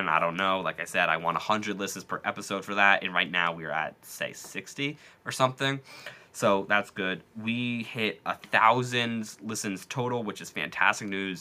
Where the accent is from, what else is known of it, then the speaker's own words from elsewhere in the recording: United States; not even as an American